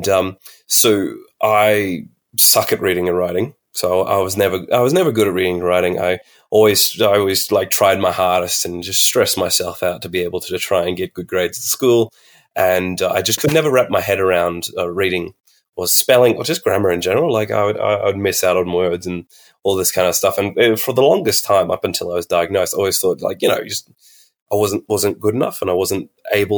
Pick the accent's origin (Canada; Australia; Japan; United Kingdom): Australia; Alice Springs, Northern Territory; I'm from Central Australia, Arundaland in Mumbantwa, Alice Springs, and NT.